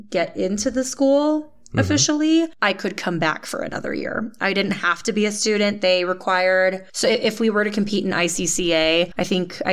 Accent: Texas, United States; moved away as an adult; now in Salt Lake City, United States; I grew up in Texas and only moved away when I went to college.

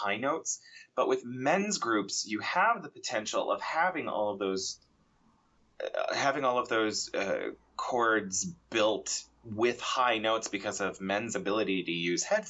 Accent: Portland, Oregon, United States; I was born in Portland, Oregon, and the music scene in Portland, Oregon dictated lots and lots of involvement

